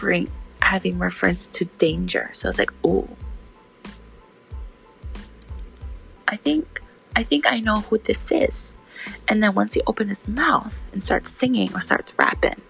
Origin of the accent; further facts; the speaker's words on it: Hawaii, United States; I grew up in Hawaii and I still live in Hawaii